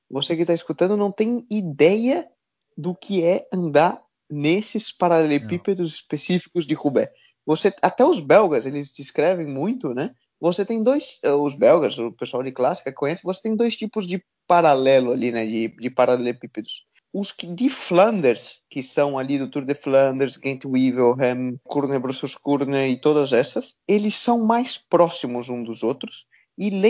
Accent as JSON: {"language": "Portuguese", "country": "Brazil", "said": "Cara, me enche de orgulho, né? Como brasileiro, você ter essa, essa uhum. referência"}